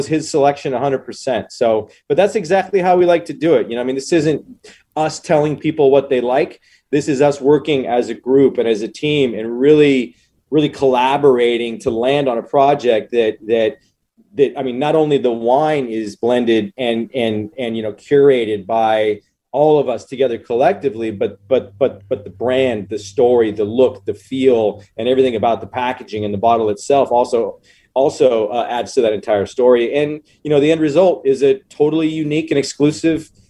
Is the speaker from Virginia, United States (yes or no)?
no; Walla Walla, Washington, United States; I was raised in Walla Walla, Washington, which is a wine town. And I got to see some really special things happening in my hometown.